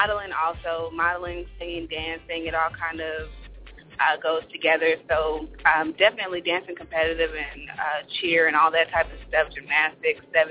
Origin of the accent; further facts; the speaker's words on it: California, United States; now in Atlanta, United States; I'm originally from California